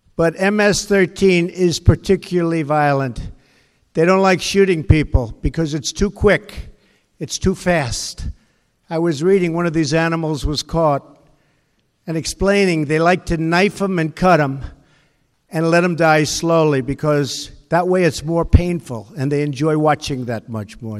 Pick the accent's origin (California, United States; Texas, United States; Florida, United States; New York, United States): New York, United States; Long Island; I grew up on Long Island